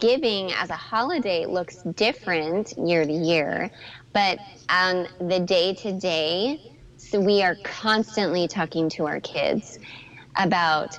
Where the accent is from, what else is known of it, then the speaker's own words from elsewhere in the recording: Canada; moved away; growing up in Canada where Santa Claus lives